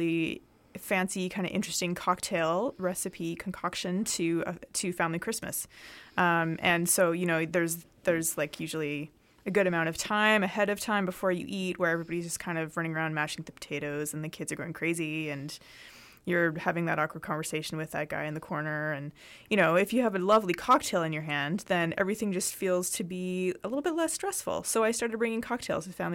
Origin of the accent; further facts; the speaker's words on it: Canada; Canada, we also have our own kind of version of glühwein.